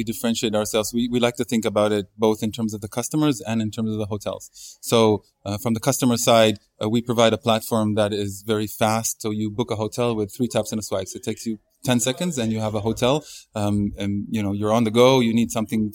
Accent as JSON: {"language": "English", "country": "Israel", "said": "I'm originally from Israel"}